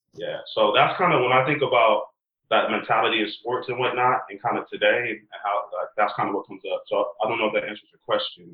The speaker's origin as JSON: {"language": "English", "town": "San Diego", "region": "California", "country": "United States", "tie": "born or raised there", "said": "I'm born and raised in San Diego, California."}